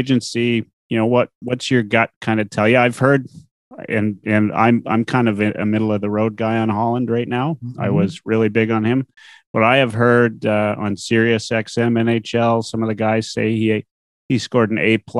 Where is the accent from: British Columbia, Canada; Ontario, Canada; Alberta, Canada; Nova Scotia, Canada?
Alberta, Canada; Edmonton; moved away as an adult; also born or lived in Saskatoon / Halifax; Of course, Edmonton, I still consider home and love it a lot.